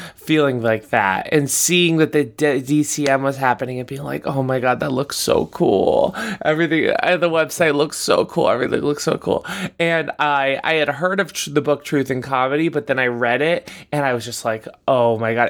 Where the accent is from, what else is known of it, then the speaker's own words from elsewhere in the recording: Boca Raton, Florida, United States; moved away as an adult; now in New York, United States; I'm from, yeah, I'm from Boca Raton, Florida